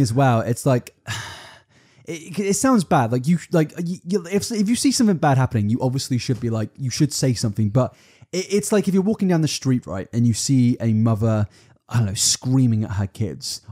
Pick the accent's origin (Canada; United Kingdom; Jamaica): United Kingdom; we're British